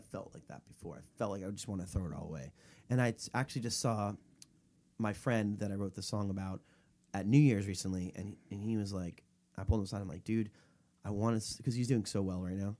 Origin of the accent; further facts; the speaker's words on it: Florida, United States; my hometown in Florida